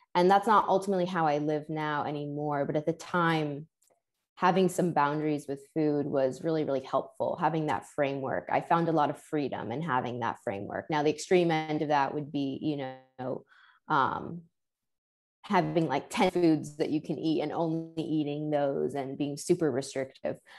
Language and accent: English; New York City, New York, United States; I grew up in New York City